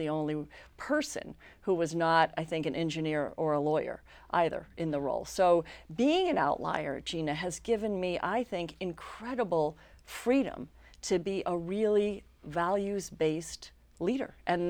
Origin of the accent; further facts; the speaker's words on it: New York City, New York, United States; I grew up in New York City, child of a working New York actor, which meant that he wasn't working a lot.